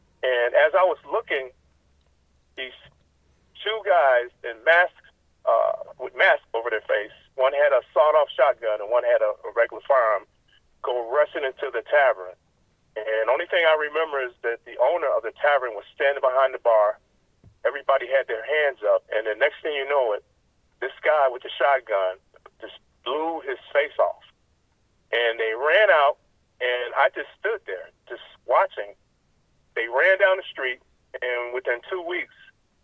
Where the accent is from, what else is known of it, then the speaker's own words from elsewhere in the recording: Chicago, Illinois, United States; Born and raised in Chicago in the Cabrini-Green housing project area